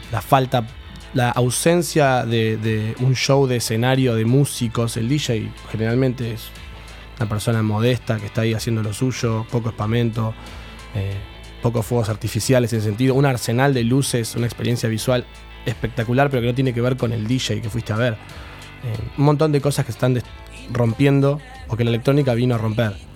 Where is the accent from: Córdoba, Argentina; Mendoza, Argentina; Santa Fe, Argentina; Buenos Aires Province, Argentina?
Buenos Aires Province, Argentina; Mar del Plata; moved away as an adult; now in La Plata, Argentina; soy de Mar del Plata. llegué a la ciudad en el 2012